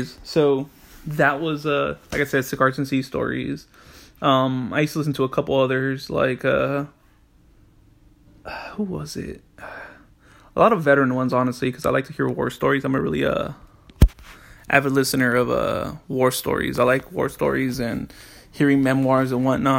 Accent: Los Angeles, California, United States; moved away as an adult; now in Washington, United States; I am from Los Angeles, California, and I'm currently living in Washington

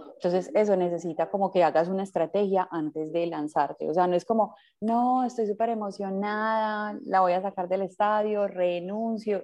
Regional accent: Medellín, Antioquia, Colombia; yo soy de Medellín, nací en, Medellín.

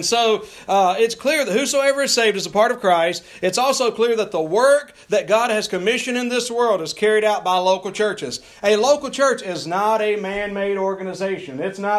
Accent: North Carolina, United States; I'm fresh from North Carolina here.

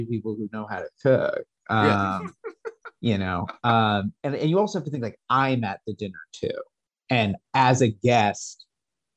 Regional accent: San Diego, California, United States; I grew up in San Diego, but my whole family's from Massachusetts, New England area

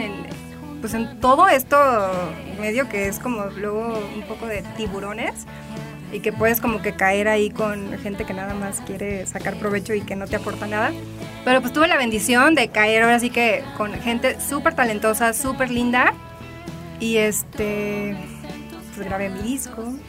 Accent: Tijuana, Baja California, Mexico; moved away as an adult; now in Mexico City, Mexico; yo vivía en Tijuana, crecí allá. Digo, nací aquí en la Ciudad de México, pero crecí desde los cuatro años allá.

